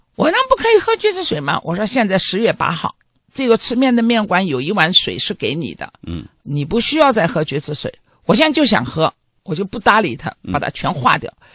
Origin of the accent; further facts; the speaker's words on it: Shanghai, China; moved away as an adult; now in Israel; 因为我是小的时候一直是在上海长大的